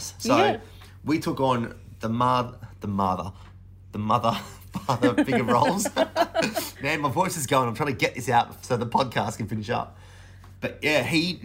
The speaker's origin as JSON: {"language": "English", "town": "Sydney", "region": "New South Wales", "country": "Australia", "tie": "born or raised there", "said": "my house growing up in Sydney when I was younger"}